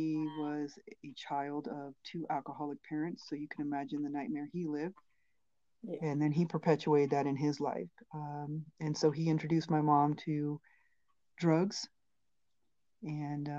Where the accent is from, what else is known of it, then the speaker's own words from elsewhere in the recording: Maryland, United States; I'm originally from Maryland